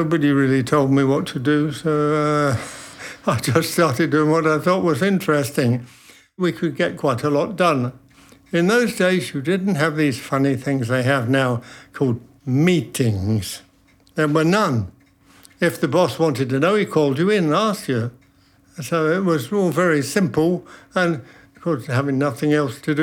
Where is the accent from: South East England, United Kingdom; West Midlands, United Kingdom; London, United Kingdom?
London, United Kingdom; moved away as an adult; also born or lived in United States; now in Toulouse, France; Born in London in 1933.